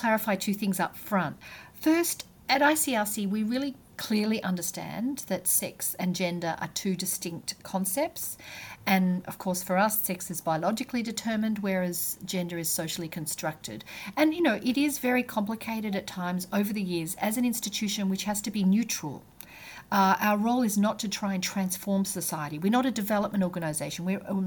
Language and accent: English; Australia; moved away; being an Australian